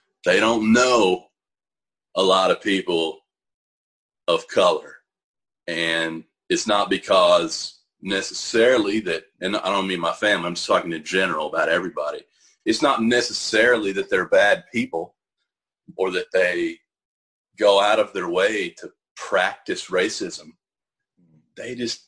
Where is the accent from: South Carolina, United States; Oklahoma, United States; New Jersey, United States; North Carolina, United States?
Oklahoma, United States; Seminole County, Eastern; moved away; I grew up in Eastern Oklahoma. Seminole County.